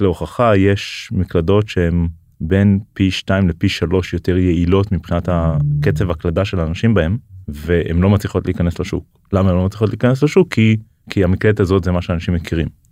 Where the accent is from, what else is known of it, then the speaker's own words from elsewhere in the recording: Israel; בתור ישראלי